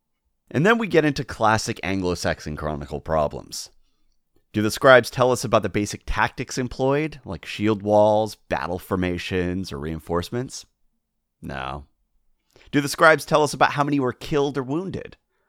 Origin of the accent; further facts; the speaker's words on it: Welsh, Wales, United Kingdom; I'm Welsh.